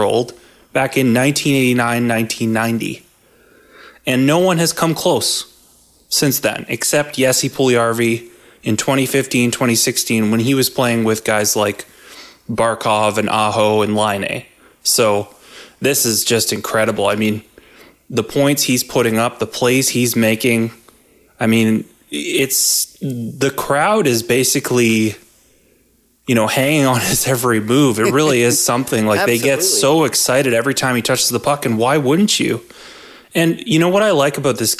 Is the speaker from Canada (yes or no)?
yes; Canada; somebody who is Canadian, we're both Canadian